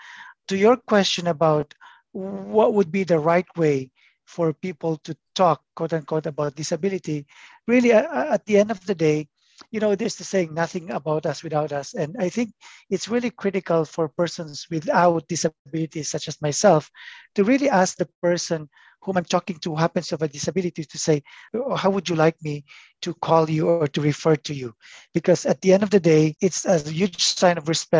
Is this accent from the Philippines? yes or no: yes; Philippines; now in Toronto, Canada; born and raised in the Philippines